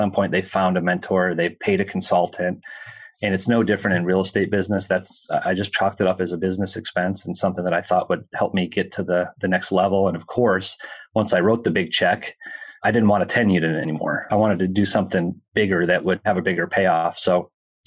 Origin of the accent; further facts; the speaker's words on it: Minneapolis, Minnesota, United States; I'm from Minneapolis